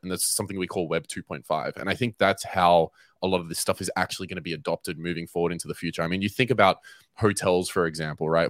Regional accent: Melbourne, Victoria, Australia; moved away as an adult; now in Cape Town, South Africa; I am born and raised in Melbourne, Australia

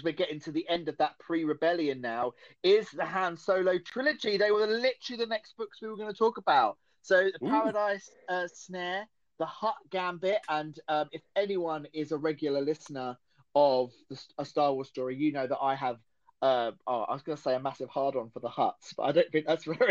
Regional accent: Essex, East of England, United Kingdom; accent: Essex; It's my Essex accent

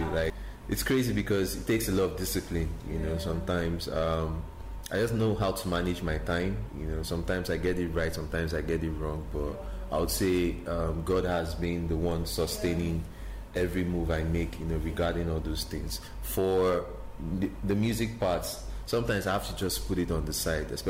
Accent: Mushin, Lagos, Nigeria; When I tell people um, I'm from Mushin

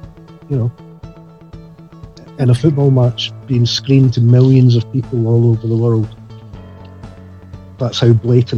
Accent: Scotland, United Kingdom; now in England; I'm from Scotland originally. I live in England.

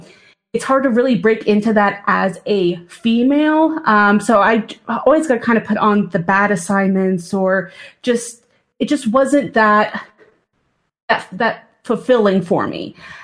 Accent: Coshocton, Ohio, United States; I grew up in Eastern Ohio, so we didn't have a hockey team back in the mid 90s.

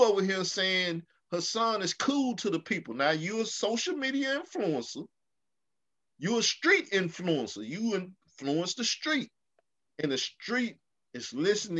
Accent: the South, United States; also born or lived in Arkansas; I come from the South. We talk about your whole dead family

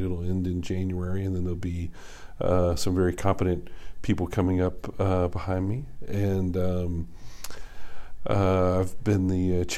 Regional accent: Lexington, Kentucky, United States; moved away as an adult; also born or lived in Ohio / Memphis; now in Charlotte, United States; I grew up in Kentucky in Lexington

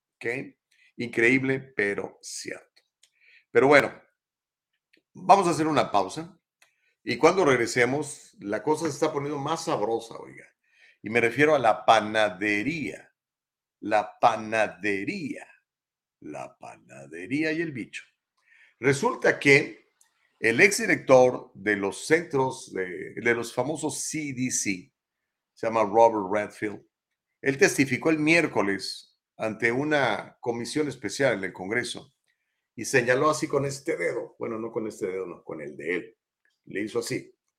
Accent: Mexico; accent: Mexican accent; now in United States; Perdón por mi acento gringo, Mexican accent

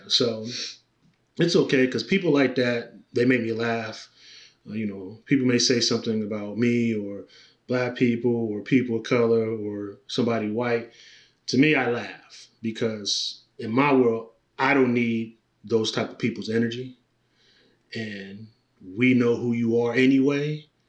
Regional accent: Canton, Ohio, United States; moved away; we're broadcasting from Canton, Ohio, uh, my hometown. Very proud of my hometown. I try to come back and visit

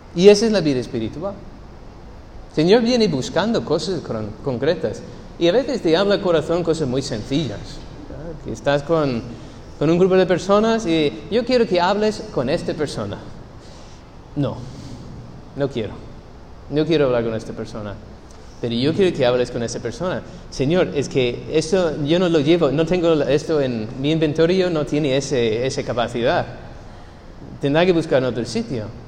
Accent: United States; Spanish is a second language; moved away; soy gringo

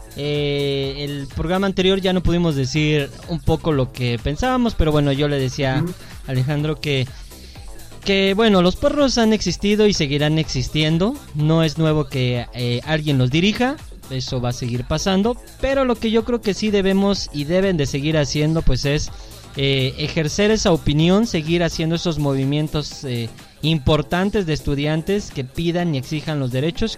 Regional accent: Mexico; así somos los mexicanos

